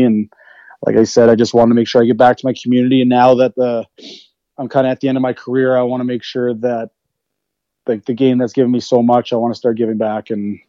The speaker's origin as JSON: {"language": "English", "area": "Blood Reserve, near Lethbridge", "region": "Alberta", "country": "Canada", "said": "I'm from the Blood Reserve, which is right side of Lethbridge"}